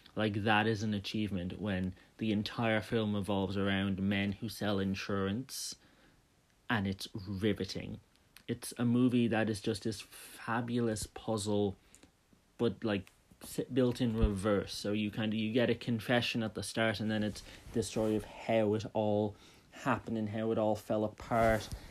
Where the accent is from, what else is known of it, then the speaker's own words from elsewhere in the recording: Dublin, Leinster, Ireland; I'm from Dublin